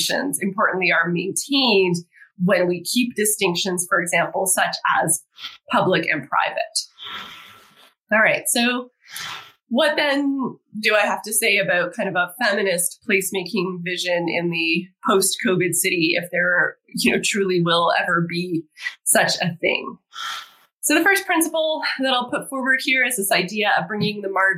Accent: Toronto, Ontario, Canada; moved away; my hometown, Toronto

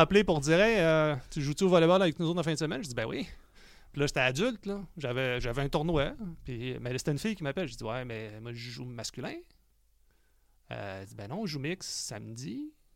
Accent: Quebec City, Quebec, Canada; je suis né à Québec

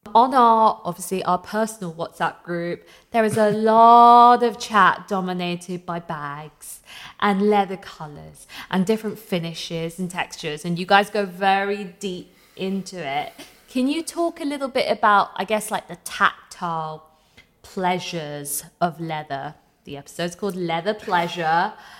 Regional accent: London, United Kingdom; I grew up near Camden

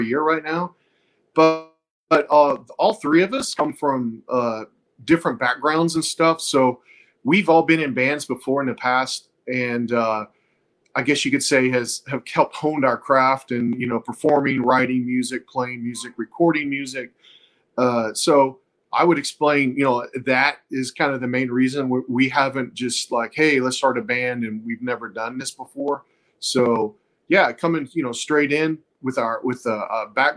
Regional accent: Texas, United States; We're from Texas

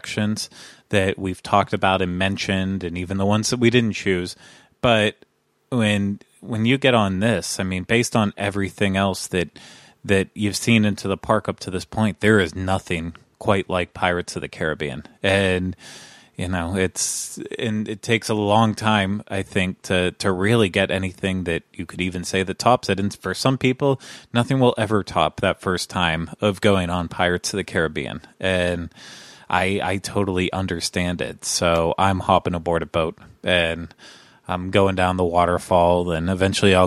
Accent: United States; born or raised there

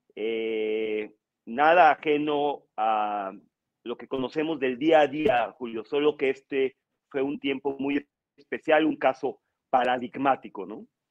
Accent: Mexico

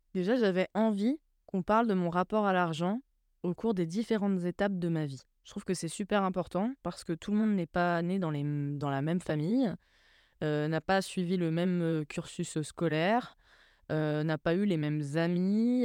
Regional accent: Troyes, Grand Est, France; also born or lived in Grange-l'Évêque; je suis née à Troyes, et on a vécu dans un petit village qui s'appelle grange lévêque qui est juste à côté de Troyes

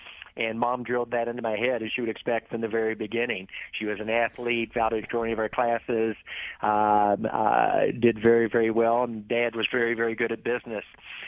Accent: Charleston, West Virginia, United States; and then I was raised in Charleston, West Virginia.

